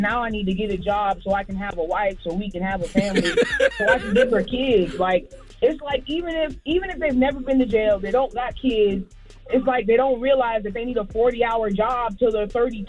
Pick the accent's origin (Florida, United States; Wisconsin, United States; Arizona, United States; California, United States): Florida, United States; Jacksonville; I'm from Jacksonville, Florida. Shout out to Duval.